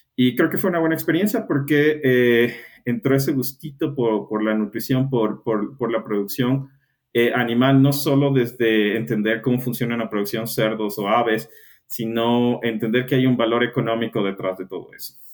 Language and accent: Spanish; Ecuador; soy ecuatoriano